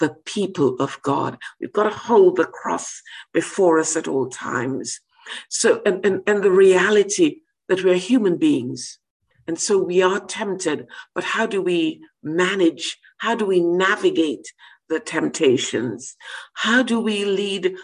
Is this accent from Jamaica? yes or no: yes; Jamaica; now in United Kingdom; I come from Jamaica